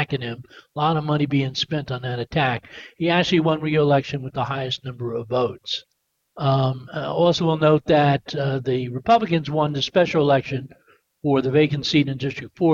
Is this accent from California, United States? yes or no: no; Poestenkill, New York, United States; my hometown of Postenkill